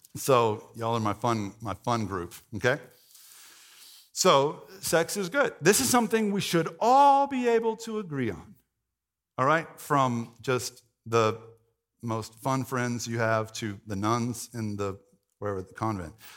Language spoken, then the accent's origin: English; the Bible Belt, United States; if you grew up in the Bible Belt, like I did